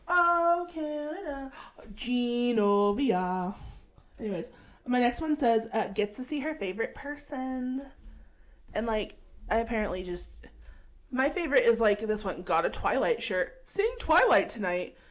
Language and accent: English; California, United States; I grew up in California